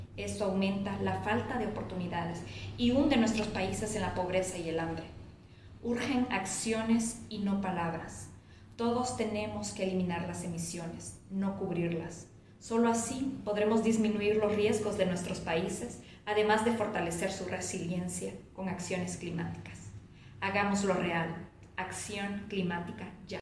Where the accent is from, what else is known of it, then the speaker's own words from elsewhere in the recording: Honduras; now in Mexico City, Mexico; soy hondureña, vivo en la Ciudad de México